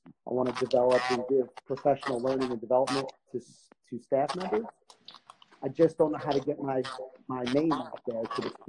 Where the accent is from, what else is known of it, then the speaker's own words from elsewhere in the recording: Asbury Park, New Jersey, United States; I'm born and raised Asbury oh. Park.